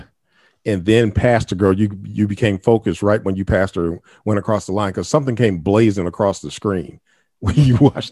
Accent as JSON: {"language": "English", "town": "Toledo", "region": "Ohio", "country": "United States", "moved": "yes", "said": "We're from Toledo, Ohio originally."}